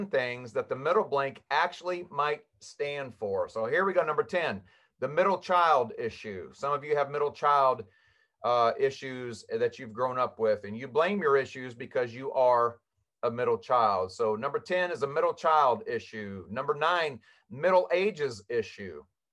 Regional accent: Kansas, United States; I was born and raised in Kansas

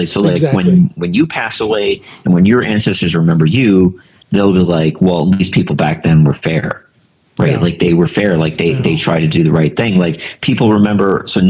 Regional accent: the North, United States; born there; I was born in the North, right? So obviously my side won.

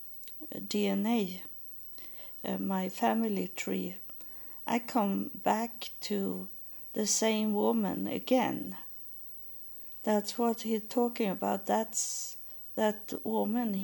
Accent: Sweden; English is a second language; in Sweden we have name days.

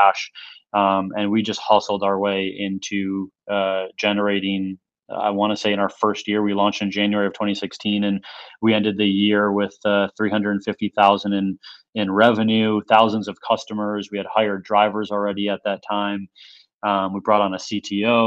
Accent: Minnesota, United States; we were born and raised in Minnesota, small town.

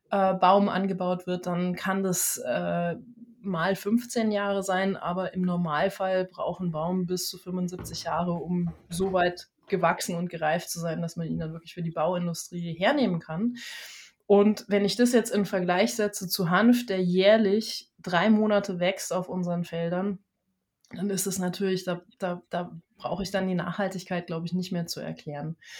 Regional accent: Germany; Ich bin äh, gebürtige Deutsche, sage ich dazu, weil ich mich mittlerweile sehr in der ganzen Welt zu Hause fühle.

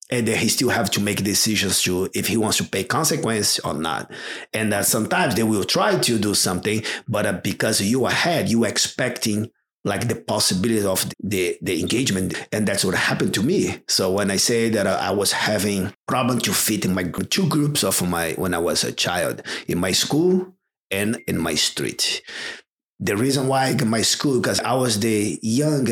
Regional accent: Rio de Janeiro, Brazil; English is a second language; moved away; also born or lived in São Paulo; I grew up in Rio de Janeiro in a very similar as a Seal Beach, like a beach place in Ipanema.

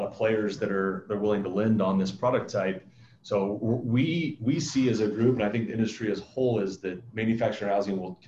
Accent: Illinois, United States; moved away as an adult; now in Arizona, United States; I grew up in Illinois, went to school there

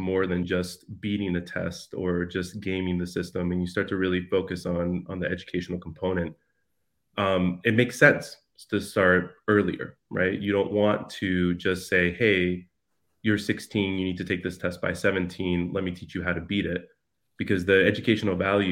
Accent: Youngstown, Ohio, United States; also born or lived in Amarillo, Texas / Bogota, Colombia / Cartagena, Colombia; now in Chicago, United States; We made our way to Youngstown, Ohio, for my dad to teach for the Youngstown Penguins. And which is where my sister was born, and where, you know, most of our childhood

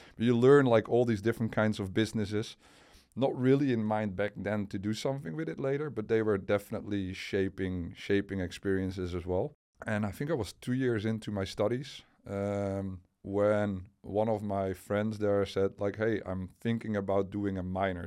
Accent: Enkhuizen, North Holland, Netherlands; also born or lived in Delft / near Utrecht; we moved to the place where my parents uh, actually grew up. So that was in the northern part of the of the Netherlands, in a city called uh, Enkhuizen

